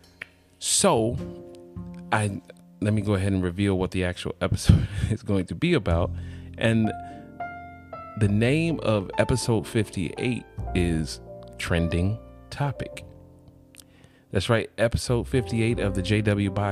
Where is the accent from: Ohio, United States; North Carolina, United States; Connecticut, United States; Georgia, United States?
Georgia, United States; College Park; I am from Atlanta, College Park.